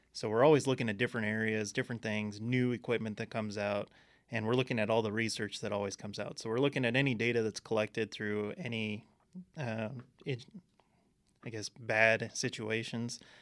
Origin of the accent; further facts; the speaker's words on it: Southern California, United States; moved away as an adult; now in Arizona, United States; I came from Southern California. born and raised out there